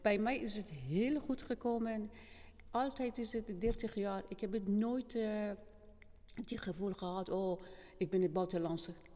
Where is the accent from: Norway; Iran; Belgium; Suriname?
Iran; Dutch is a second language; moved away as an adult; now in Kampen, Netherlands; ik kom uit Iran